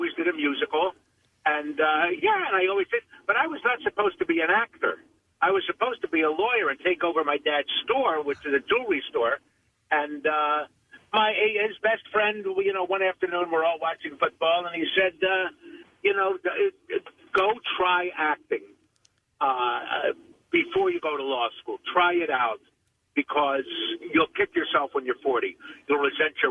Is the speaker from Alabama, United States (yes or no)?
no; Yardley, Pennsylvania, United States; also born or lived in Trenton, New Jersey; I was from Yardley